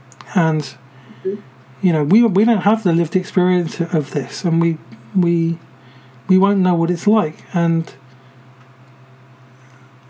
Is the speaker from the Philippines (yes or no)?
no; United Kingdom; for me as a British person